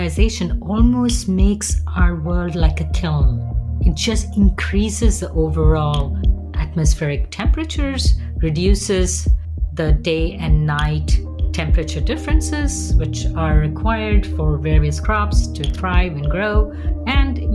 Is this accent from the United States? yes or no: no; Mumbai, Maharashtra, India; moved away; Growing up in India, even in a big city like Mumbai, we had buildings which were made of concrete